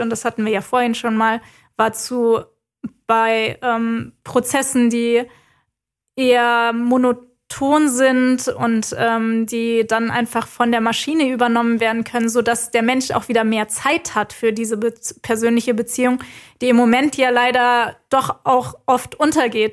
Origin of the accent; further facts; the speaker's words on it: Germany; bei uns in Deutschland